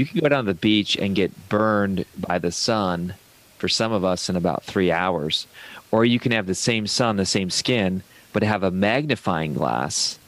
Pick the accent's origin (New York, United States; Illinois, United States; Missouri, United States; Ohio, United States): Ohio, United States; I come from Ohio